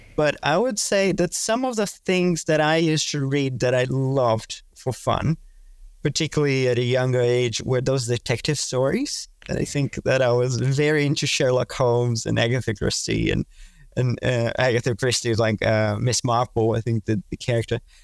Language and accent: English; Brazil; moved away as an adult; also born or lived in Melbourne, Australia; now in Singapore; I'm originally from Brazil.